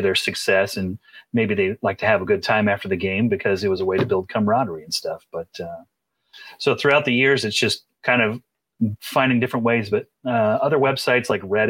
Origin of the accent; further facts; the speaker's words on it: Central Illinois, United States; I was born and raised in Central Illinois